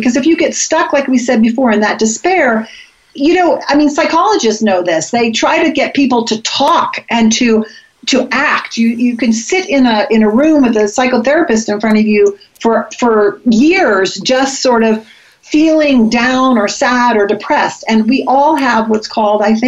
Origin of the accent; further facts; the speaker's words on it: Florida, United States; I grew up in Florida